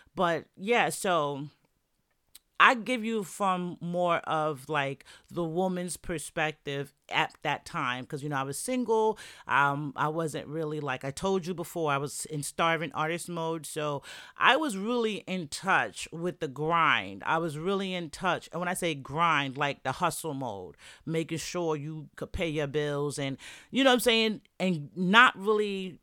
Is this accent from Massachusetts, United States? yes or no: no; New York, United States; moved away; that's where I'm from. That's my hometown